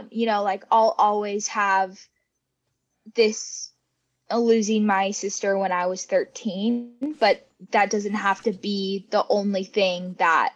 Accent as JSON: {"language": "English", "town": "Olympia", "region": "Washington", "country": "United States", "tie": "born or raised there", "said": "growing up in the Olympia area"}